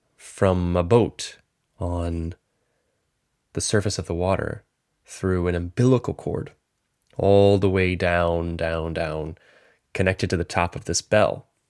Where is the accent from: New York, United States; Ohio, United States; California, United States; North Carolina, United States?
North Carolina, United States; I grew up in North Carolina